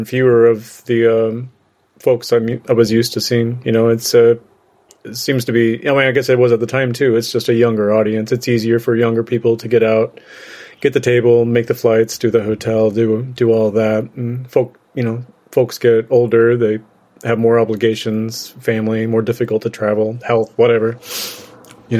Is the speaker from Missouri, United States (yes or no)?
yes; Northwest Missouri, United States; also born or lived in Chicago; I grew up in Northwest Missouri